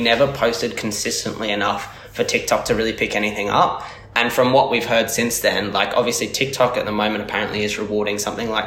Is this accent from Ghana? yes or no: no; Australia; fellow Aussies